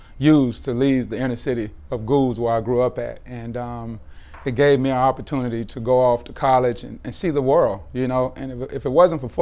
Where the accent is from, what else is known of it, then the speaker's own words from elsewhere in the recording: Miami, Florida, United States; growing up in Miami, you know, with like six brothers and one sister